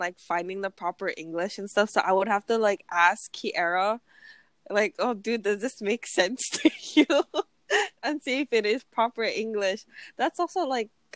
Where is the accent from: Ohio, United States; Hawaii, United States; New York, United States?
Hawaii, United States; I'm from Hawaii.